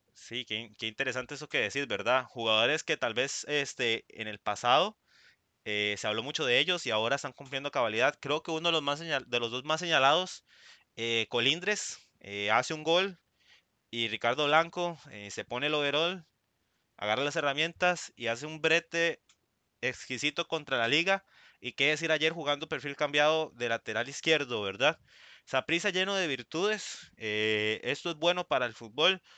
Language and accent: Spanish; Puntarenas, Costa Rica; estamos ahí anuentes como porteños